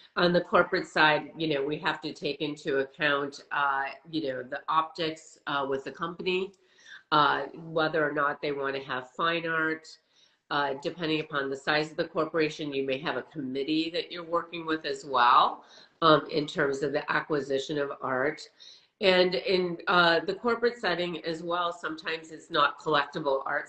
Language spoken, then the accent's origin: English; Wisconsin, United States; moved away as an adult; also born or lived in Boston, United States; now in Los Angeles, United States; I grew up in the Midwest and uh, went to school in the East Coast